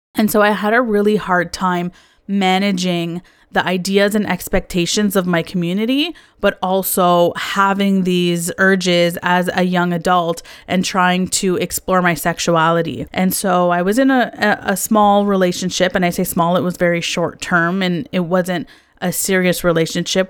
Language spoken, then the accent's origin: English; Canada; I also was born and raised in Canada